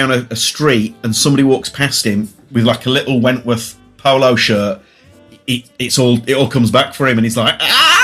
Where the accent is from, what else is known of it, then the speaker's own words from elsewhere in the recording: Leeds, Yorkshire and the Humber, United Kingdom; I'm from Leeds.